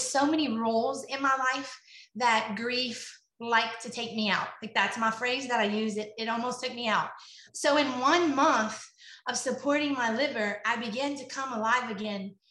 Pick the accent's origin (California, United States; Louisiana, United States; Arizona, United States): Louisiana, United States; Lafayette; I am from Lafayette, Louisiana